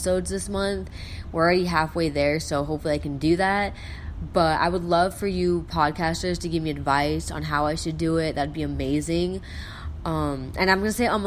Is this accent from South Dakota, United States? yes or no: yes; South Dakota, United States; I'm from South Dakota.